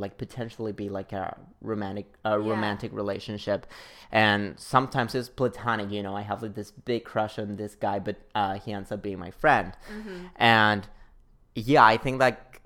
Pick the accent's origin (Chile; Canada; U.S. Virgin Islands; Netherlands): Chile; now in New York, United States; back in my hometown because I'm from Chile. I'm from Chile